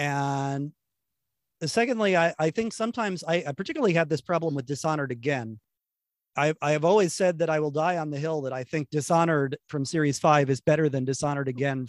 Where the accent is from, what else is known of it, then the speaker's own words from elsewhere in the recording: United States; Even as an American kid